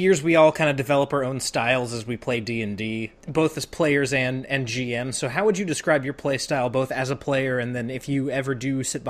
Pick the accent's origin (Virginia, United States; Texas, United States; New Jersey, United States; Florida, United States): Virginia, United States; Richmond; I was born in Richmond